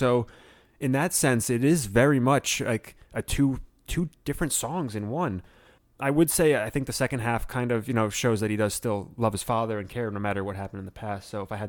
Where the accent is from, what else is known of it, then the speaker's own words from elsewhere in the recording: New Jersey, United States; growing up in New Jersey